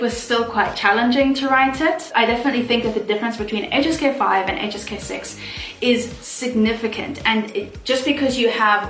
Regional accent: South Africa; moved away as an adult; now in Shenzhen, China; I then flew back to my home country of South Africa

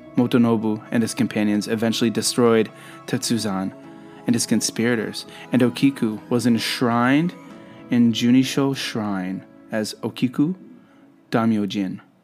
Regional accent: Canada; also born or lived in Japan; I'm a Canadian who lived in Japan for quite some time

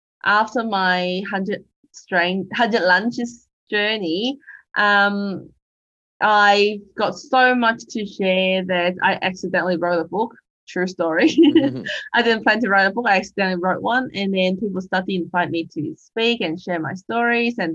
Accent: Hong Kong; now in Australia; I'm an immigrant from Hong Kong living in Australia

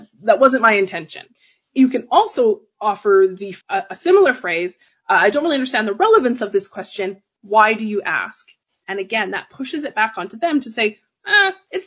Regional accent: Calgary, Alberta, Canada; I'm from Canada. I grew up in Calgary, Alberta.

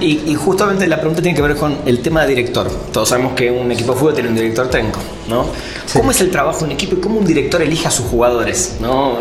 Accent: Argentina; moved away as an adult; now in Mexico; yo lo, lo viví en Argentina

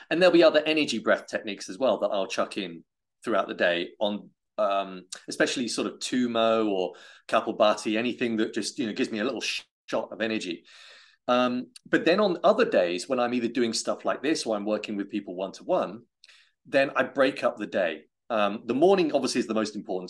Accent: United Kingdom; I'm British

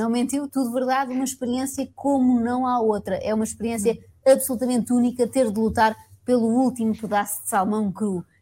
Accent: Eiras, Coimbra District, Portugal; Eu sou daqui do Eiras

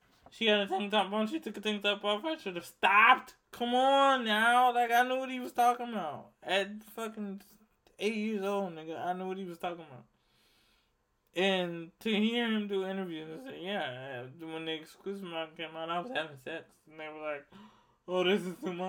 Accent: Laurel, Maryland, United States; also born or lived in Baltimore, Maryland; now in Louisiana, United States; born in Baltimore, but I grew up in Laurel, Maryland

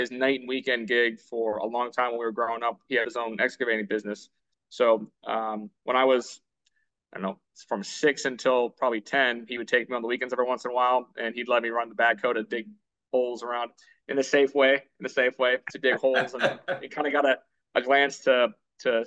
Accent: Youngstown, Ohio, United States; I'm from Youngstown, Ohio, originally.

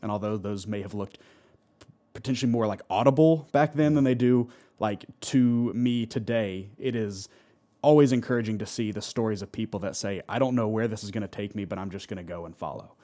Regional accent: Alpharetta, Georgia, United States; I grew up in Alpharetta, and so I grew up right across from Wills Park

